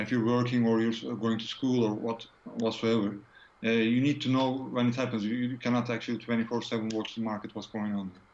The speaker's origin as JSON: {"language": "English", "country": "Turkey", "moved": "as an adult", "lives_now": "United Kingdom", "said": "I'm from Turkey originally, but I'm living in UK uh, since 2001"}